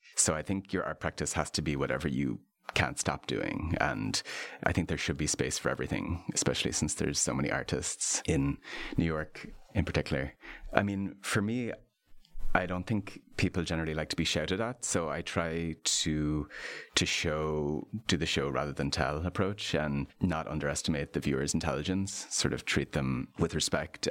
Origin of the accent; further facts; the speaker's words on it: Ireland; I'm an Irish artist and lapsed architect.